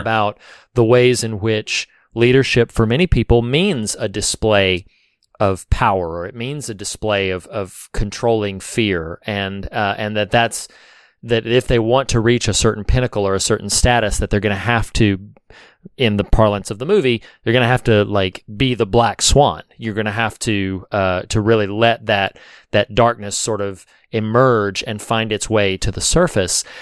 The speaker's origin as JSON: {"language": "English", "region": "the South", "country": "United States", "said": "I'm from the South"}